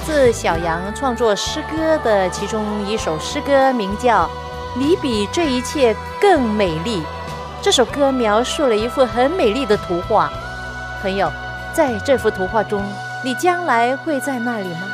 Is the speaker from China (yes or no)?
yes; China; 我们中国人